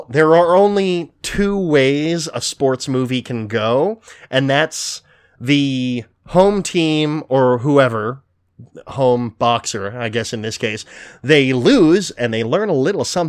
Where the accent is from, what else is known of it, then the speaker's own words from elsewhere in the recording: Philadelphia, Pennsylvania, United States; obviously we're like from Philadelphia